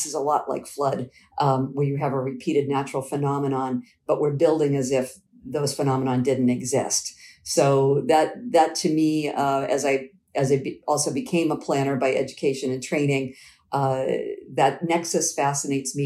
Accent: Quincy, Massachusetts, United States; my family moved to the home that we grew up in Quincy, Massachusetts. We moved there in 1977 when I was 12

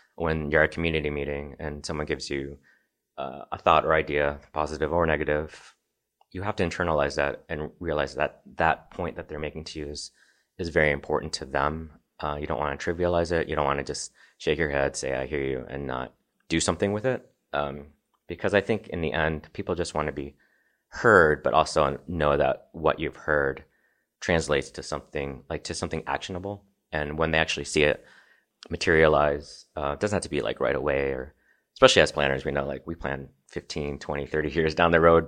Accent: Nashville, Illinois, United States; moved away as an adult; also born or lived in Chicago, Illinois / Evanston, Illinois; now in Colorado, United States; I grew up in Southern Illinois, just outside of Saint Louis on the east side of the Mississippi. Um, so I lived in rural Illinois. It's about three thousand people in my hometown. Grew up in Nashville, Illinois

